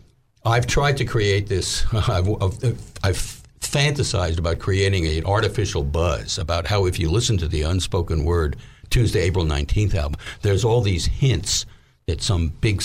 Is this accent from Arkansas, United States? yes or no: yes; Little Rock, Arkansas, United States; now in New York, United States; because here I am from Little Rock, you know, and it was the recession.